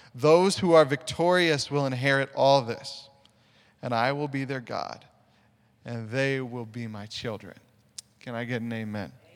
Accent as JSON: {"language": "English", "town": "Sioux Falls", "region": "South Dakota", "country": "United States", "moved": "yes", "said": "I'm originally from Sioux Falls, South Dakota"}